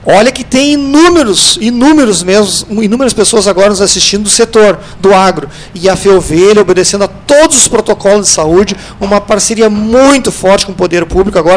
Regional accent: Pinheiro Machado, Rio Grande do Sul, Brazil; also born or lived in Brasília; eu que já morei em Brasília, a gente viveu esse mundo inteiro, você quer dizer da onde você é, é a terra da ovelha que é Pinheiro Machado. Então a gente mantém essa marca muito forte

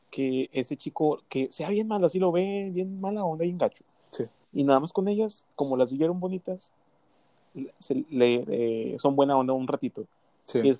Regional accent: Mexico City, Mexico; No, veía mucho los chilangos. Somos chilangos.

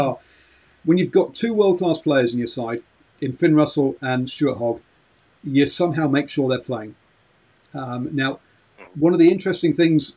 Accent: England, United Kingdom; obviously being English

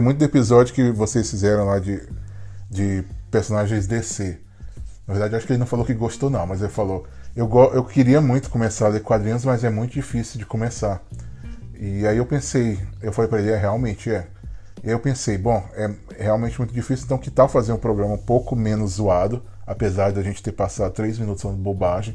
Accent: Brazil; now in Philadelphia, United States

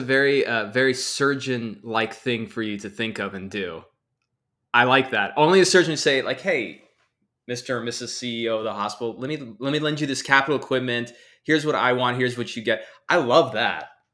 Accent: Texas, United States; now in Southern California, United States; I'm a guy from Texas

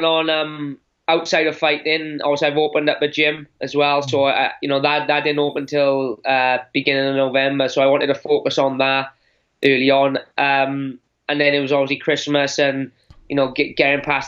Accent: Wales, United Kingdom; as British and Welsh guys

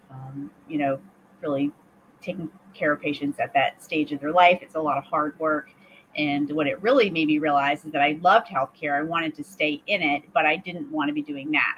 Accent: Maine, United States; I'm from Maine originally, and so uh, grew up, born and raised in Maine

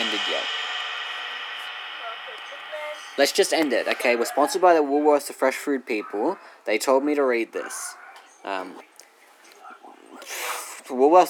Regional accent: Australia; We're Australian.

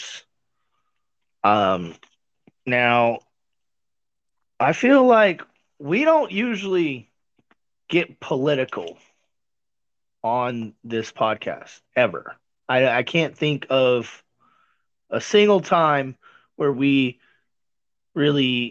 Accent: Missouri, United States; I was born in Missouri

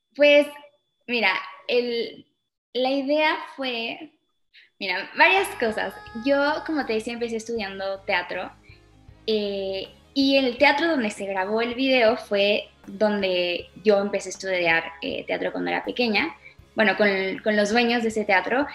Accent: Chile; also born or lived in Mexico / England; now in Mexico City, Mexico; nos fuimos con ella en el 2010 a Chile, entonces, y bueno, ahí siempre crecí

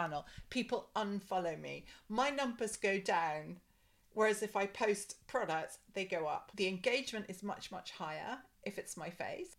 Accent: Scottish Borders, Scotland, United Kingdom; I grew up in Scotland, really in the middle of nowhere.

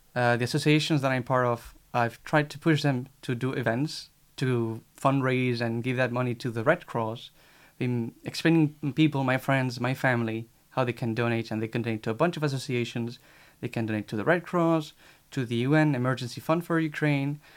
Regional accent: Spain; now in Paris, France; I am from Spain, 23 years old

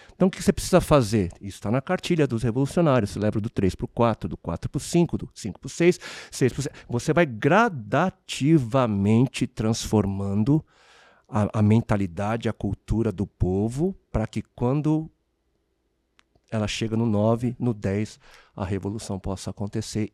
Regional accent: Brazil; also born or lived in South Korea; Meus pais se conhecem no Brasil, cresço numa, numa nação, eh, eu sou, né, eu sou um estrangeiro aqui, né? É, eu, eu, eu, sou coreano, mas eu vivi, né, a minha vida

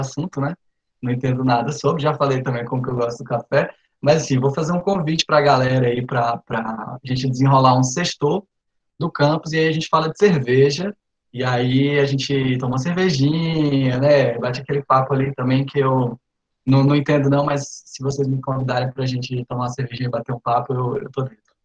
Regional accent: Araguatins, Tocantins, Brazil; also born or lived in Recife; Sou tocantinense do Bico do Papagaio, no interior do estado, em Araguatins

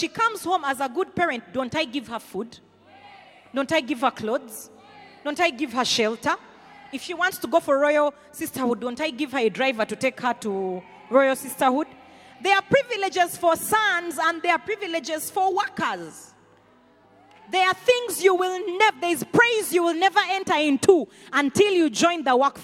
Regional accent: Rukungiri, Western Region, Uganda; accent: Runyankore; English is a second language; also born or lived in Kampala, Uganda; you're in Chinyasano Primary. Then Rukunjiri Universal

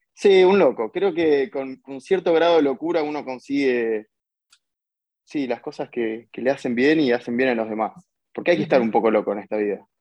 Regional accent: Bernal, Buenos Aires Province, Argentina; soy de Bernal, es una ciudad en, la zona sur de Buenos Aires, a unos 40 kilómetros de capital

